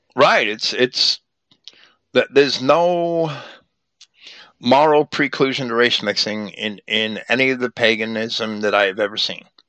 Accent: Virginia, United States; I was born in 1960 in Virginia

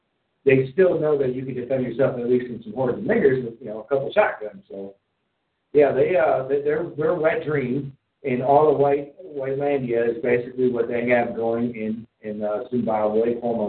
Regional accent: Wisconsin, United States

